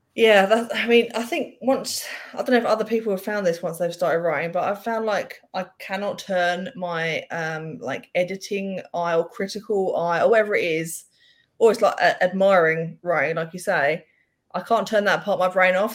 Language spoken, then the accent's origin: English; England, United Kingdom; being English